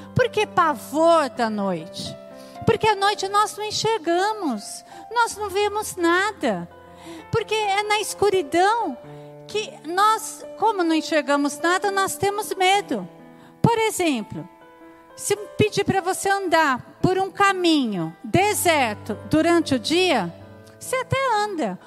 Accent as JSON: {"language": "Portuguese", "region": "São Paulo", "country": "Brazil", "tie": "born or raised there", "said": "Quando eu era pequena, eu morava em São Paulo"}